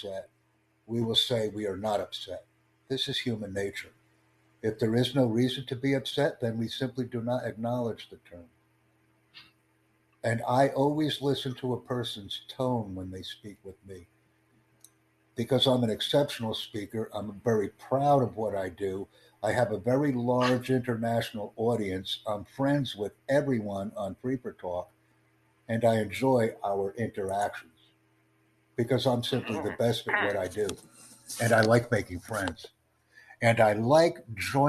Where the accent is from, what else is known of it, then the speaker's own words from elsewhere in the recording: United States; I enjoy being an American